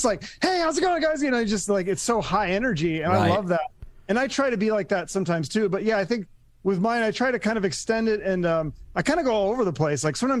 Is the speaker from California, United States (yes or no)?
no; Seattle, Washington, United States; Where I'm from, I'm actually from Seattle originally, which is kind of ironic because, as you probably know, I love the hair metal and I grew up in Seattle in the 90s and I was wearing like … t-shirts and stuff.